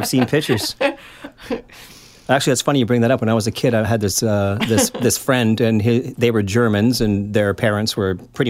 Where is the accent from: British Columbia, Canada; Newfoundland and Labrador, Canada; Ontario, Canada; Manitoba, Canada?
British Columbia, Canada; Vancouver; I'm like 8 years old. I'm like, I'm from East Van.